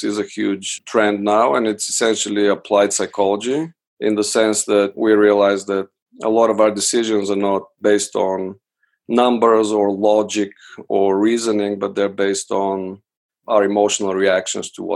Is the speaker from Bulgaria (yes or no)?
yes; Bulgaria; moved away as an adult; now in United States; I'm originally from Bulgaria. I came to the States for undergraduate studies